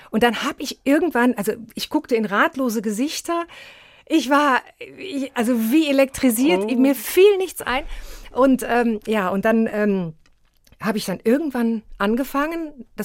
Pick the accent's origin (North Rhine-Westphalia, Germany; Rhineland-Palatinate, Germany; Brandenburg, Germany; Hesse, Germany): North Rhine-Westphalia, Germany; Aachen; Ja, ich bin eine Aachener Printe